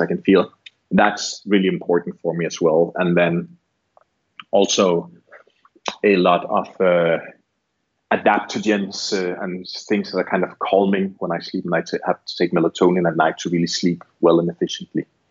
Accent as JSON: {"language": "English", "country": "Barbados", "said": "I'm from Barbados"}